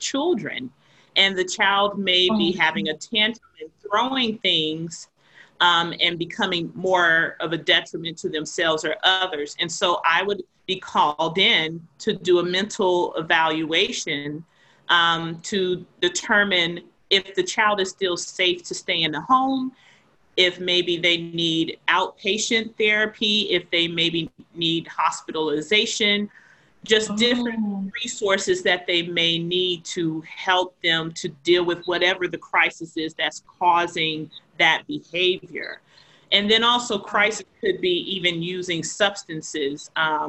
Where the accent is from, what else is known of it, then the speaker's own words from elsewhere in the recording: the South, United States; now in Boston, United States; I was a person who was raised in the South, of the South meaning the United States